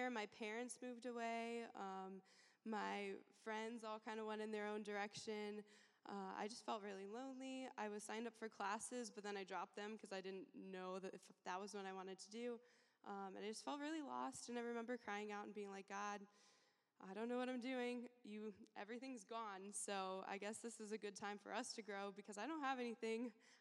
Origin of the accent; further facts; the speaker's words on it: Alaska, United States; moved away as an adult; now in Champaign, United States; I'm from Alaska